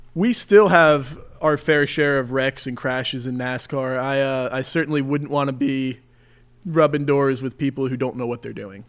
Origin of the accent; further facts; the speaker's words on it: Mahwah, New Jersey, United States; Born and raised in Jersey. Yeah, grew up right in Mahwah